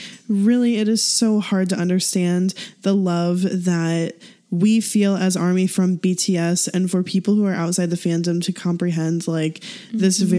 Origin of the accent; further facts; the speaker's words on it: England, United Kingdom; also born or lived in Portugal; I'm Portuguese because I was born there and I identify with my country, but I'm also English because I grew up in England.